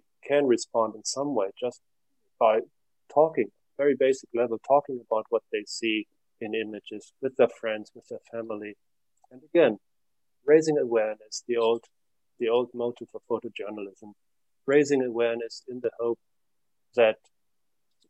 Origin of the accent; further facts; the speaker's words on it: Germany; now in Finland; I'm living in Finland. I come from Germany. I live in Finland.